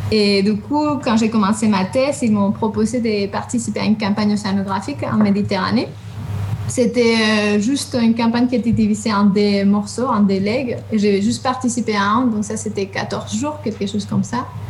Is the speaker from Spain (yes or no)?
yes; Spain; French is a second language; moved away as an adult; also born or lived in southern Spain / England; now in France; je suis espagnole